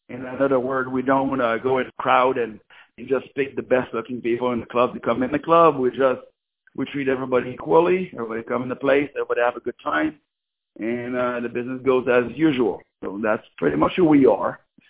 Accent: Louisiana, United States; now in Los Angeles, United States; because I'm from Louisiana, so when I came over here, I saw LA as this big big money making

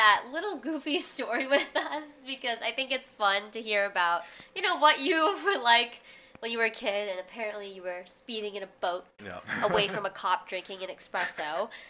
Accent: Chicago suburb, Illinois, United States; moved away as an adult; now in New York, United States; I grew up in a Chicago suburb

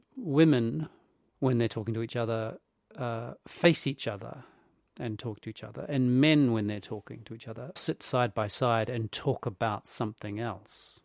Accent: New Zealand

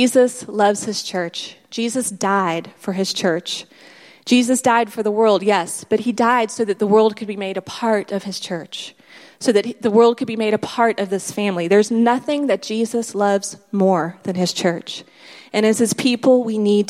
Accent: United States; moved away as an adult; also born or lived in South Africa; We're American

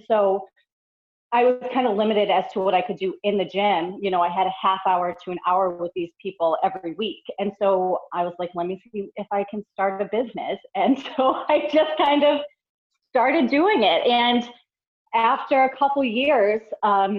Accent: Boston, Massachusetts, United States; moved away as an adult; now in North Carolina, United States; I grew up in the Boston area. I was there for all 35 years of my life

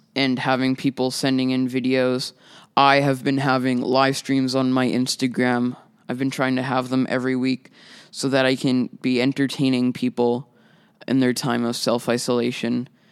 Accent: Winnipeg, Manitoba, Canada; I'm a musician from Winnipeg

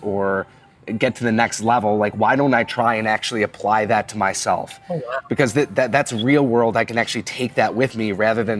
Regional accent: Buffalo, New York, United States; now in Cincinnati, United States; growing up in Buffalo, there's such a strong winter culture

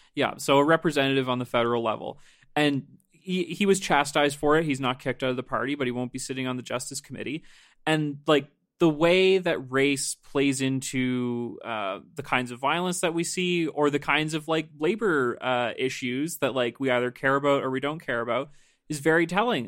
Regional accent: Nova Scotia, Canada; I'm from Nova Scotia

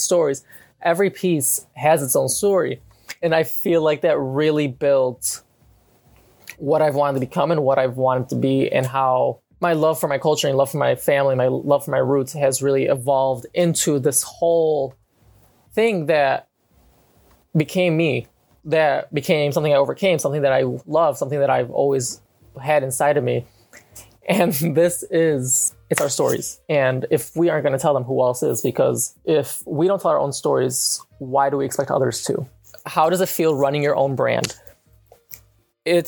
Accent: Palestine; I am from the Beled of Aram and Palestine. My entire characteristic is being Palestinian

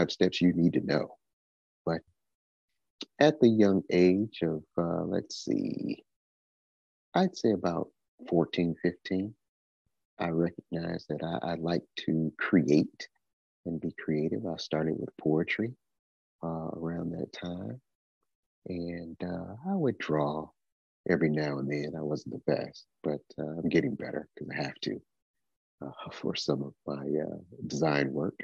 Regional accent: Detroit, Michigan, United States; also born or lived in Houston, Texas; now in Tennessee, United States; I am originally from Detroit, Michigan, although I have been living in Tennessee for about the past 6 years

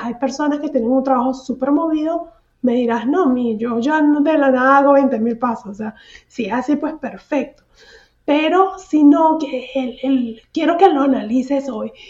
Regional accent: San Antonio de los Altos, Miranda, Venezuela; moved away as an adult; now in Houston, United States; cuando estaba en mi pueblito, el pueblito de San Antonio de los Altos

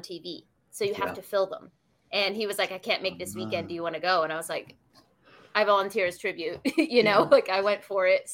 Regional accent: Washington, District of Columbia, United States; My hometown is DC.

